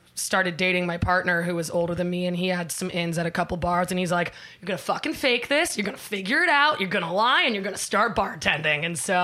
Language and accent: English; Los Angeles, California, United States; I am from Studio City, 818, baby.